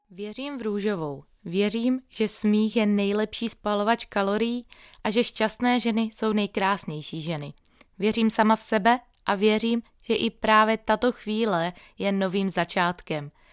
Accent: Moravia, Czechia; pocházím z Moravy

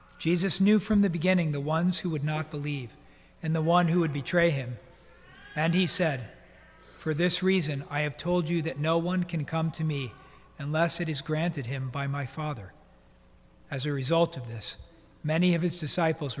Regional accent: United States; also born or lived in New Jersey; When I was a little boy, growing up in New York and New Jersey

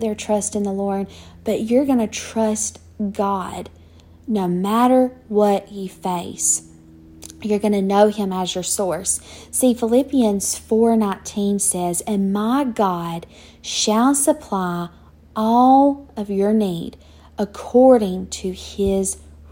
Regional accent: Douglas, Georgia, United States; moved away as an adult; also born or lived in Tulsa, Oklahoma; I never lived anywhere but my hometown of Douglas, Georgia. Grew up there

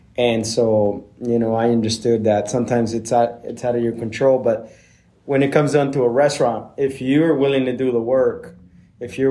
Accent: Blythe, California, United States; also born or lived in Seattle; I grew up in Blythe, California, which is a desert over by the Arizona border, by the river.

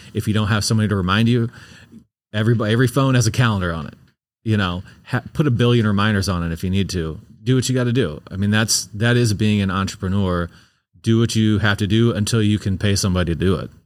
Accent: St. Louis, Missouri, United States; I'm from Saint Louis

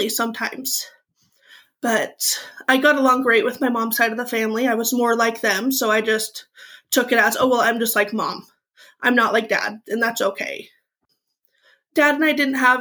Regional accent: Eastern Washington, United States; I grew up in Eastern Washington in a small mining and logging town.

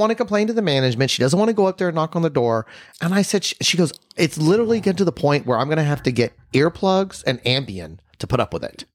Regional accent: Texas, United States; we're from Texas

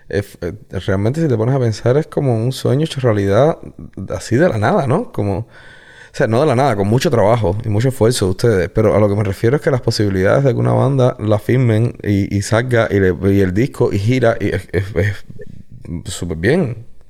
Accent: Guanabacoa, Havana, Cuba; also born or lived in Regla / La Lisa; Yo soy de Guanabacoa. O sea, nacido, criado en Guanabacoa.

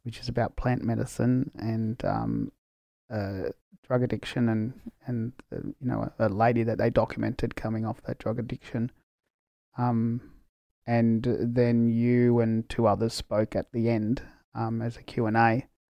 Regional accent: Australia; I'm Australian born from Spanish migrants

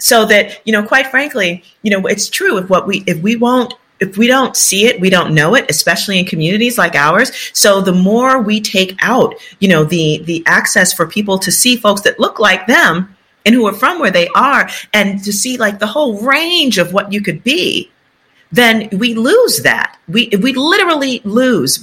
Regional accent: New York City, New York, United States; I'm from the South Bronx, you know, birthplace of hip hop

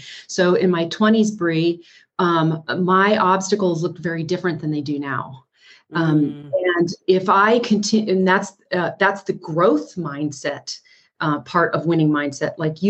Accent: East Coast, United States; I grew up on the East Coast in a very chaotic and abusive environment.

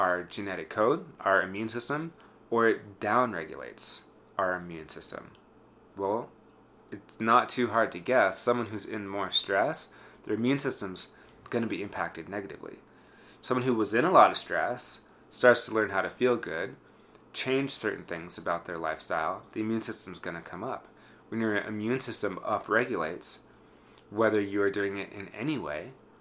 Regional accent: Wyoming, United States; my hometown in Wyoming

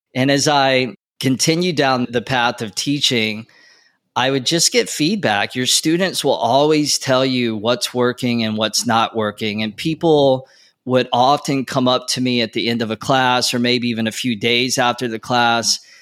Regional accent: North Carolina, United States; moved away as an adult; also born or lived in Wilmington, North Carolina; now in Los Angeles, United States; Growing up in North Carolina, eventually I went to school

